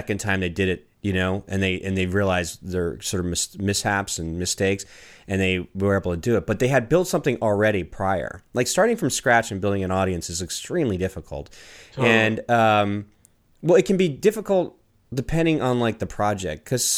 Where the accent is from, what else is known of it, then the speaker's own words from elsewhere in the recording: Washington, District of Columbia, United States; I grew up in Washington, D.C. in the 90s